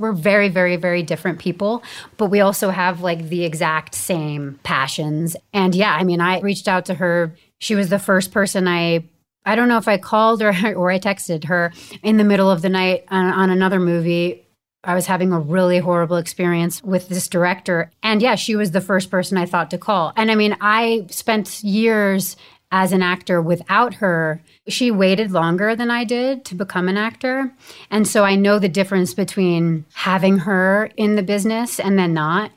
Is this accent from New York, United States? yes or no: yes; Bedford, New York, United States; now in Los Angeles, United States; I was raised in Bedford, New York, and I love it there